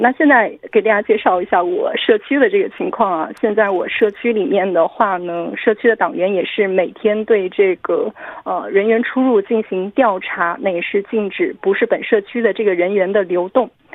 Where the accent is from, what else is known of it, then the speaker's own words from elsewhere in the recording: Wenzhou, Zhejiang, China; 我的故乡温州